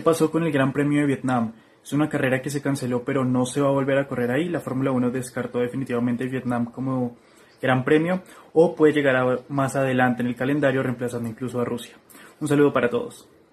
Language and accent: Spanish; Bogotá, Colombia; soy de Bogotá, Colombia